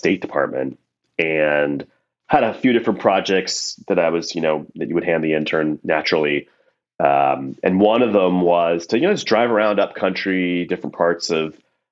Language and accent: English; New Jersey, United States; also born or lived in New York area; I was raised here in the States between mostly New Jersey, but, you know, in and around the New York area